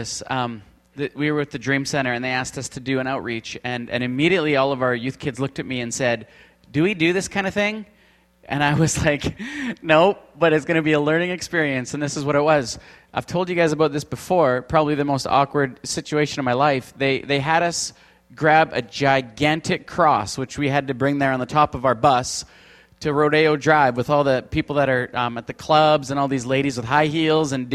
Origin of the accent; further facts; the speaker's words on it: Canada; We're from Canada.